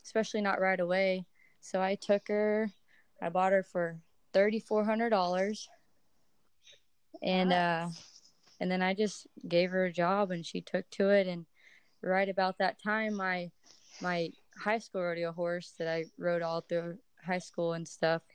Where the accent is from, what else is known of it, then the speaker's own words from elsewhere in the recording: Brazoria, Texas, United States; I am from Brazoria, Texas. It's about an hour south of Houston, kind of on the coast